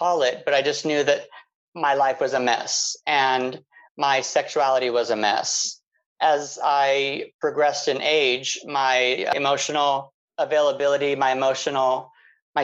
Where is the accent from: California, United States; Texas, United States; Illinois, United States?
California, United States; Palm Springs; growing up in Palm Springs, everyone loves gay, was kind of a weird thing for me.